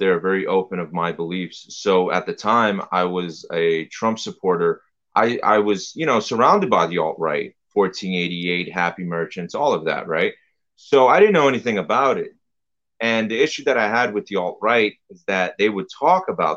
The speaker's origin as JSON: {"language": "English", "town": "New York City", "region": "New York", "country": "United States", "said": "I'm from New York City. I grew up right wing, you know, conservative household."}